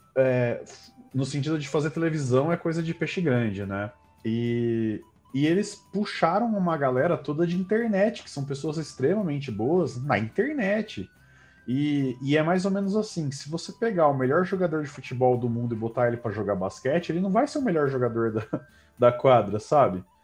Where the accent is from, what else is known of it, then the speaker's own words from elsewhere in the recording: São Carlos, São Paulo, Brazil; eu cresci em São Carlos